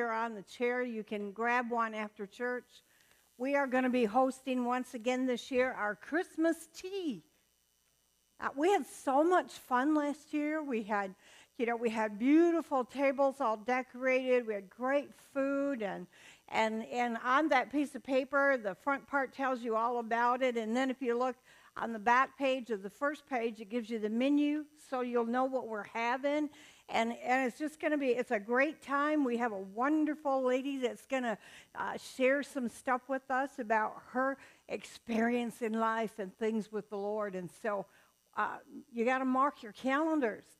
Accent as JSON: {"language": "English", "region": "the South", "country": "United States", "moved": "yes", "said": "I'm from the South. I was born in the deepest part of the South you can get without getting wet"}